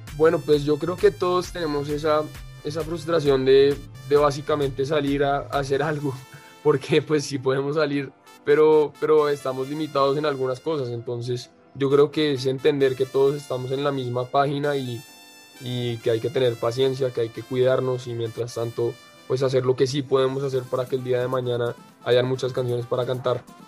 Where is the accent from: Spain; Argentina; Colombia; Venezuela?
Colombia; Bogotá; yo soy colombiano, eh, nací en Bogotá y me crié acá.